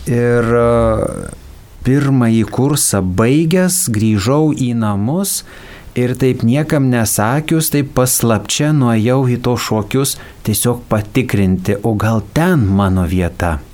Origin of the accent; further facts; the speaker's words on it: Raseiniai, Jurbarkas district, Tauragė County, Lithuania; Aš gimiau švenčiausios mergelės Marijos parapijoje Raseiniuose, o po to gyvenau Jurbarko rajone esančiame Pašaltonio kaime, kur yra mergelės Marijos į dangų ėmimo bažnyčia.